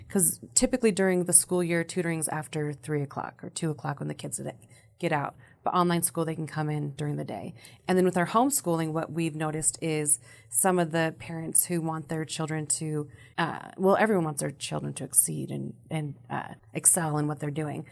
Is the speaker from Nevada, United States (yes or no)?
yes; Sparks, Nevada, United States; I was born and raised in Sparks